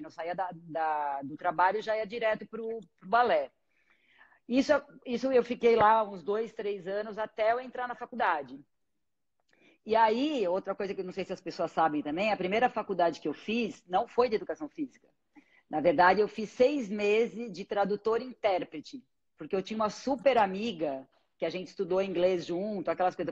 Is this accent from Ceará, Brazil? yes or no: no; ABC Paulista, São Paulo, Brazil; moved away as an adult; now in São Paulo, Brazil; eu sou do ABC